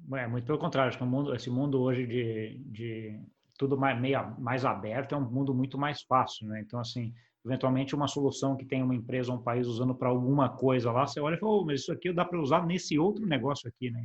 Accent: Brazil; como brasileiro

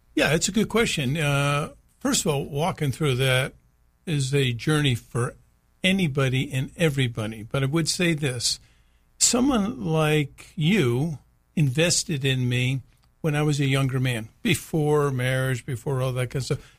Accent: United States; it's part of us being an American man

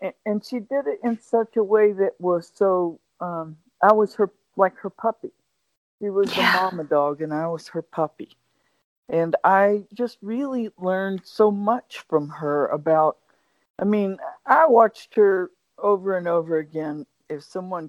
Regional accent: West Virginia, United States; I didn't have the most easy life growing up, especially in growing up in West Virginia and in the mountains in the 50s and 60s

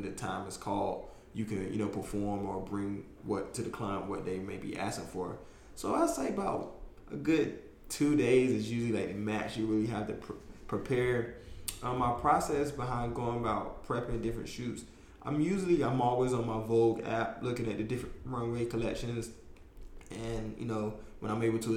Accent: North Carolina, United States; now in New York City, United States; I'm the kid from North Carolina

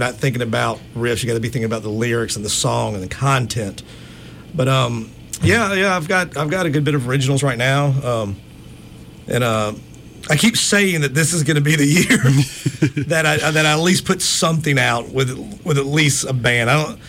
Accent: Gulf Coast, United States; Growing up on the Gulf Coast, especially growing up like doing junior sailing and racing at the yacht club and stuff, it was like … was everywhere.

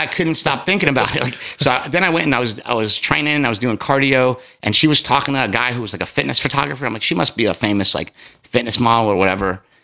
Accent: East Coast, United States; I'm from the East Coast

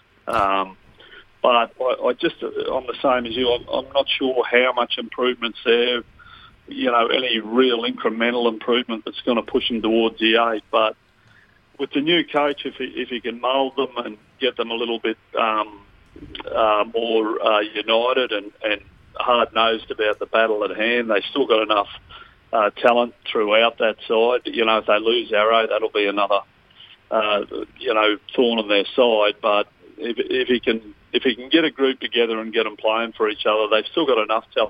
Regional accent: Queensland, Australia; as a Queenslander

